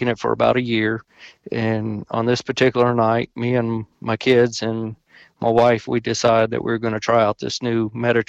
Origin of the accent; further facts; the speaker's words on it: Lexington, Kentucky, United States; I'm born and raised in Lexington, Kentucky